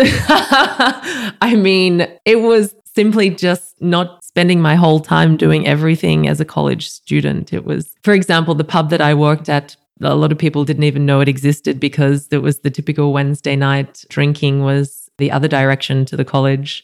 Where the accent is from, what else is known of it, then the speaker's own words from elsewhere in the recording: Goulburn, New South Wales, Australia; also born or lived in Sydney; now in Berlin, Germany; I'm from Goulburn, in between Sydney and Canberra a relatively bigger country town for Australia, but our property is 30 minutes out of town. So it's living in the bush